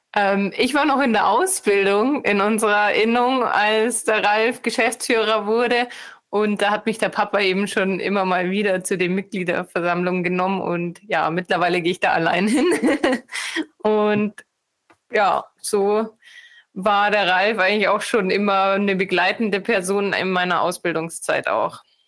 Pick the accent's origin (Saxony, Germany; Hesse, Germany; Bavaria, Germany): Bavaria, Germany; Munich area; bin ich aus dem Münchner Raum